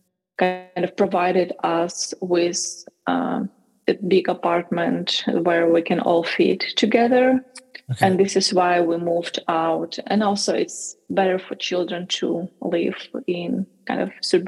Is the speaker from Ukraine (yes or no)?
yes; Ukraine; to Ukraine, to my home country.